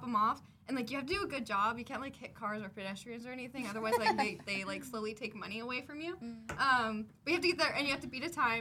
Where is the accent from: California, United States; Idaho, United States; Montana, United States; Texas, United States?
Montana, United States; now in Lake Havasu City, United States; in Montana too, where I had grown up